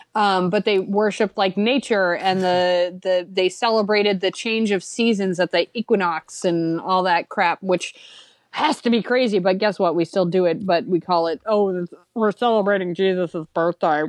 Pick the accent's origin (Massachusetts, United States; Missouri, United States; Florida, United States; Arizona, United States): Massachusetts, United States; I'm from Massachusetts